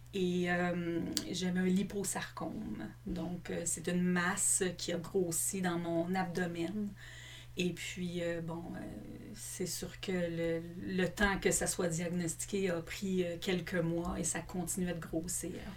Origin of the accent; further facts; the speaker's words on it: Longueuil, Quebec, Canada; moi, je suis une fille de la Rive-Sud. J'ai grandi à Longueuil.